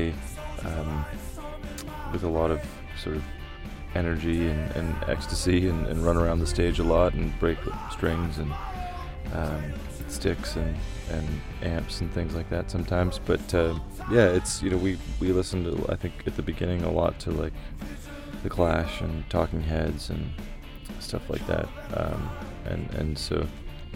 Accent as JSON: {"language": "English", "town": "London", "region": "Ontario", "country": "Canada", "tie": "born or raised there", "also_born_or_lived": "Guelph, Ontario", "said": "I grew up in London, Ontario"}